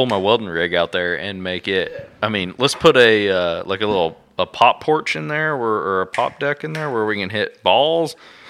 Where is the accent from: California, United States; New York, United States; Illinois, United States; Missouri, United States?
Missouri, United States; Springfield; Listen, I'm from Springfield, Missouri.